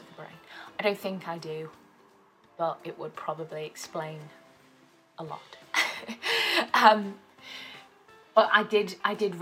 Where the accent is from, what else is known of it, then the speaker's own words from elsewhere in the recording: South Wales, United Kingdom; moved away as an adult; now in Manchester, United Kingdom; I'm originally from South Wales